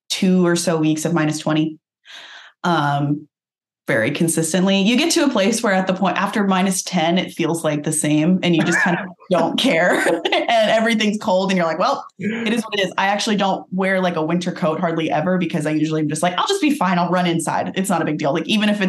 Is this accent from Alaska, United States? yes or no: yes; Nikiski, Alaska, United States; moved away; also born or lived in San Diego, California / Kenai, Alaska; I lived in primarily Kenai and then Nikiski. I grew up mostly in Nikiski